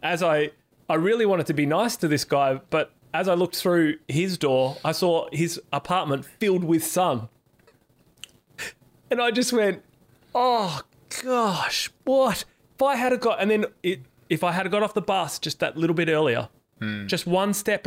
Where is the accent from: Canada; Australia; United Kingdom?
Australia; Perth, Western Australia; I'm from Perth